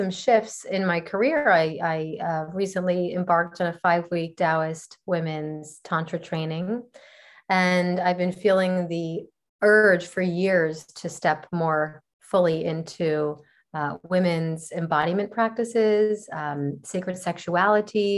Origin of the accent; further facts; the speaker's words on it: New Jersey, United States; also born or lived in Costa Rica; now in Los Angeles, United States; I'm originally from New Jersey on the East Coast of the United States